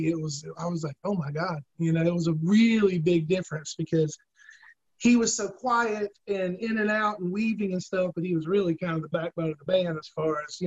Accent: South Carolina, United States; I'm from South Carolina

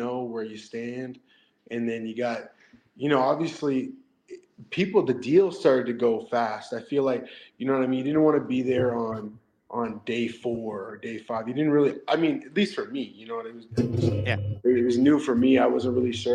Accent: Canada; also born or lived in Lennoxville, Quebec; I'm Canadian

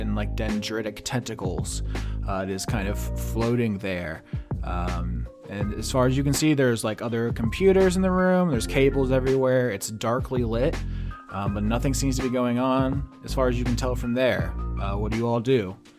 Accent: United States; I'm American as fuck

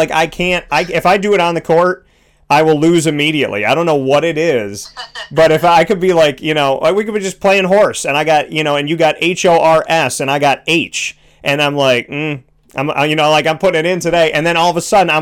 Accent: Syracuse, New York, United States; from Syracuse to Toronto. So I essentially did the trek from my hometown

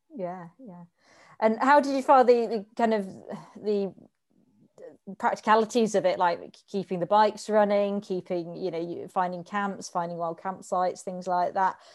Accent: Reading, South East England, United Kingdom; I grew up in Reading as well

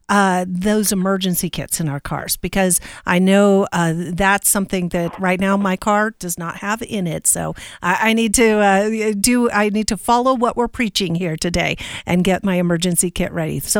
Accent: Pacific Northwest, United States; now in Colorado, United States; I, I came from the Northwest, which has a lot of rain, but not a lot of snow and ice. So, about 20 years ago is when I had to get used to it.

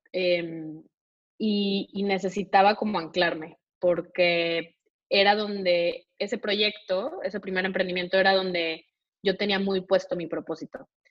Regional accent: Monterrey, Nuevo León, Mexico; soy de, nací en Monterrey

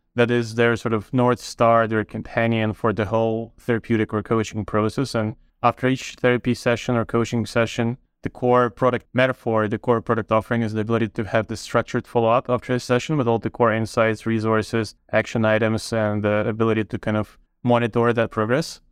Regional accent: Ukraine; moved away as an adult; also born or lived in Toronto, Canada; now in Canada; I grew up in Ukraine, but moved to Canada about twenty years ago to Toronto to study mathematical

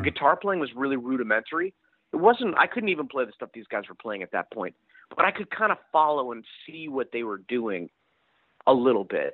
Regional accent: Princeton, New Jersey, United States; I grew up in Princeton, New Jersey

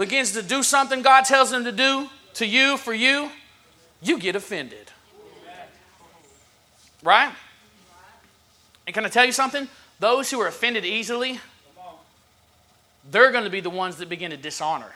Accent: the South, United States; I'm from the South

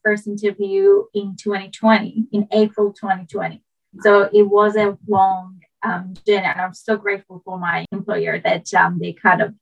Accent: Iran; English is a second language; moved away as an adult; also born or lived in Stockholm, Sweden / Australia; now in Norway; I'm originally from Iran, and like from the middle of Iran.

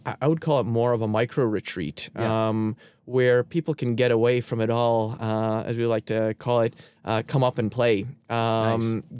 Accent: Canada; I'm a Canadian

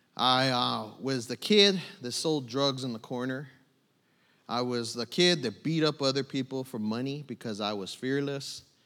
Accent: San Bernardino, California, United States; moved away as an adult; also born or lived in Tucson, Arizona; now in New Braunfels, United States; I, I was born in Tucson. I was raised in San Bernardino, California

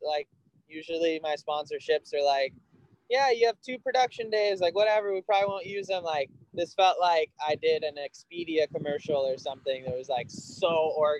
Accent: Kauai, Hawaii, United States; I grew up on Kauai

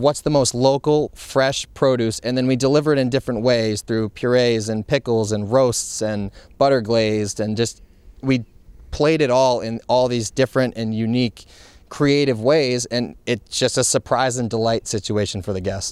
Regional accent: Montpelier, Vermont, United States; moved away as an adult; also born or lived in Providence, Rhode Island / Amelia Island, Florida; now in Westerly, United States; I grew up in Montpelier, Vermont

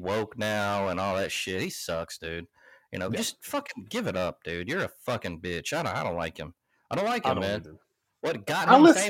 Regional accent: West Dolomite, Alabama, United States; I'm from West Dolomite, Alabama.

